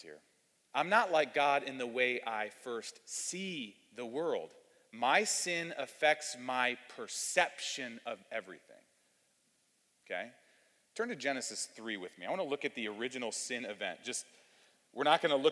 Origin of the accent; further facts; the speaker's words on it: Cleveland, Ohio, United States; now in Louisville, United States; I was raised in Cleveland, Ohio